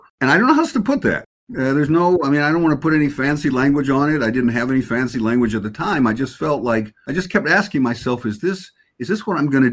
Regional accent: Chicago, Illinois, United States; also born or lived in Honolulu; now in New York, United States; I grew up in Chicago.

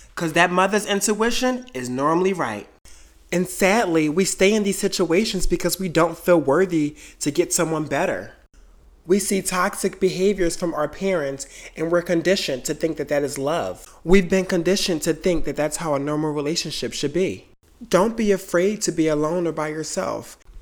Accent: Delaware, United States; moved away as an adult; also born or lived in New York City; I left Delaware, my hometown, and moved to New York City

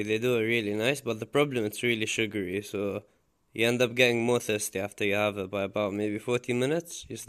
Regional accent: Dubai, United Arab Emirates; I come from Dubai. I've been to Scotland one time. I went to Aberdeen.

